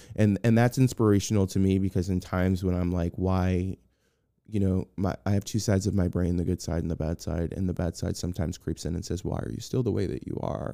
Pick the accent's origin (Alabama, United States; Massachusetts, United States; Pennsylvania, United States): Massachusetts, United States; Boston; moved away; I'm from Boston